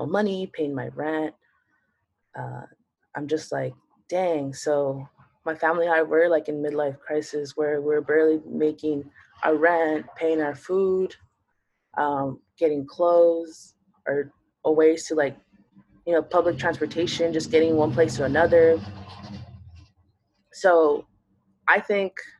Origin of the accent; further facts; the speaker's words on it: Los Angeles, California, United States; I'm born and raised in LA.